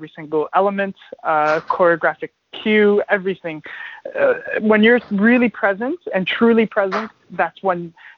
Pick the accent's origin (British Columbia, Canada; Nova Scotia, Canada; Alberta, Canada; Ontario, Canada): Ontario, Canada; Toronto; moved away as an adult; also born or lived in Ottawa; now in Vancouver, Canada; I'm originally obviously from Ontario. I'm born in Ottawa and grew up in Toronto